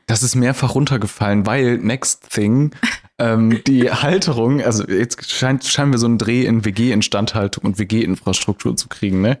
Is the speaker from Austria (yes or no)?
no; Germany; Wir sind in Deutschland geboren.